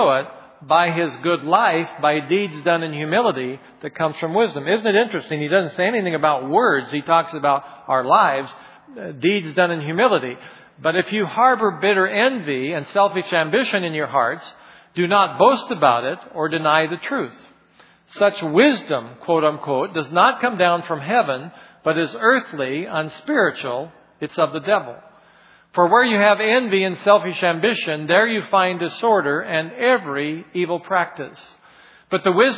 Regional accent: Oregon, United States; moved away; also born or lived in Minnesota; I grew up in Oregon

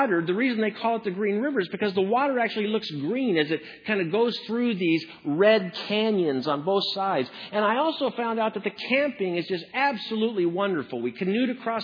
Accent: Washington, United States; my home state of Washington

